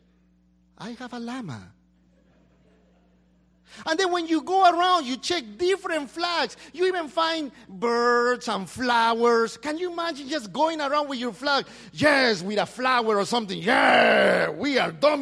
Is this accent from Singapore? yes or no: no; Peru; now in United States; I go back to my country